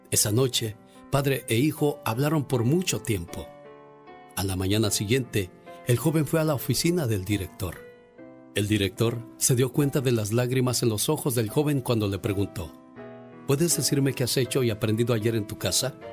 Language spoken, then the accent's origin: Spanish; Tamazula, Jalisco, Mexico; moved away; Un día salí de Tamazula, Jalisco.